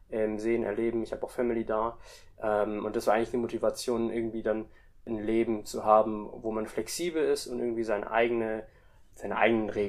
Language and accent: German; Indonesia; Also ich bin auch in Indonesien eigentlich auch mit aufgewachsen. Also meine Mom kommt aus Indonesien und mein Dad kommt aus Deutschland und dementsprechend hatte ich schon immer auch einen Draht irgendwie nach Indonesien.